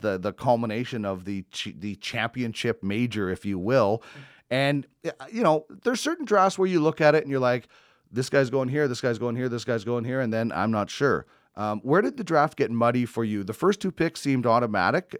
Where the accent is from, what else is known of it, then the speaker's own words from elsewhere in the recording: Manitoba, Canada; I grew up in Manitoba.